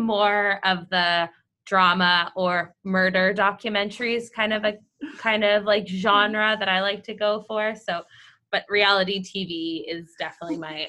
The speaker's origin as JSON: {"language": "English", "country": "Canada", "tie": "born or raised there", "also_born_or_lived": "British Columbia", "moved": "yes", "said": "But I grew up in a province that is very cold with no mountains."}